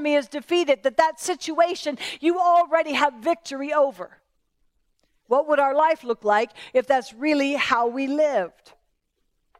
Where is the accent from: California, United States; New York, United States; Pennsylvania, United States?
Pennsylvania, United States; moved away; I'm from Pennsylvania originally, and we have a lot of Mennonite and Amish in my hometown